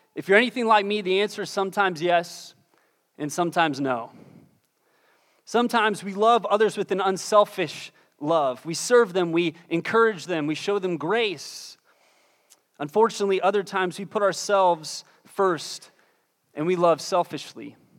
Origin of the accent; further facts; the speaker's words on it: Pittsburgh, Pennsylvania, United States; moved away; I'm originally from Pittsburgh, Pennsylvania